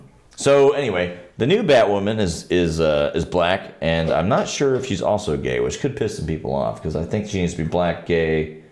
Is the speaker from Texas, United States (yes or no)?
yes; South Texas, United States; I I come from South Texas.